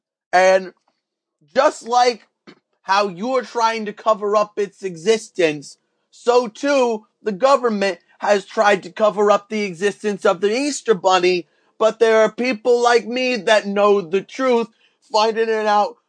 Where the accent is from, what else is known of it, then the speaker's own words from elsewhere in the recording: Toronto, Ontario, Canada; I come from Toronto, where I live, in Canada.